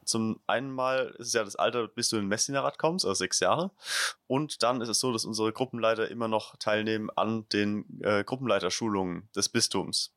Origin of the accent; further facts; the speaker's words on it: Leimersheim, Rhineland-Palatinate, Germany; die Region, wo ich herkomme, Südpfalz, ist jetzt, oder noch im Speziellen vielleicht Verbandsgemeinde Rülsheim, das Umland um Leimersheim